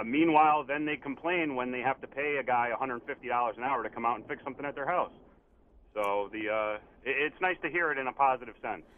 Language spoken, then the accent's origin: English; West Hartford, Connecticut, United States; I grew up in West Hartford